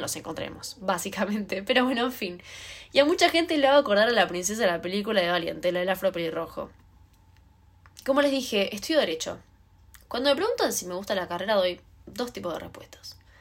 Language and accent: Spanish; Buenos Aires, Argentina; soy de Cava. Cerca del obelisco, por ahí, me encuentro yo.